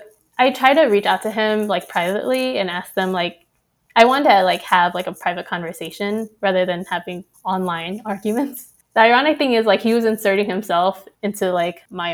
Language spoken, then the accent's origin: English; United States; as a Vietnamese American